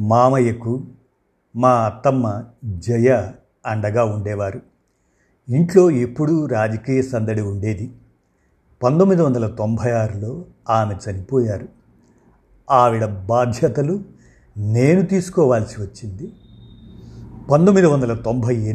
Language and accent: Telugu; Hooghly, West Bengal, India; also born or lived in Narasaraopet / Tenali; మా స్వస్థలం గుంటూరు జిల్లా తెనాలి నరసరావుపేటలో పుట్టాను నా చదువంతా హుగ్గిలీలో కొనసాగింది